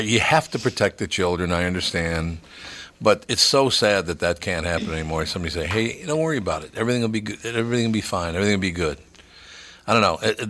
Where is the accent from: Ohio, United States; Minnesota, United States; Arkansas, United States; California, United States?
Minnesota, United States; Minneapolis; When I was a kid, 11 years old, we moved from Plymouth Avenue up to the West Broadway area up in North Minneapolis.